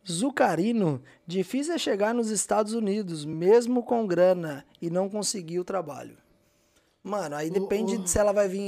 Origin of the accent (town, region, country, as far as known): Cajamar, São Paulo, Brazil; born or raised there; also born or lived in Jundiaí; now in Boston, United States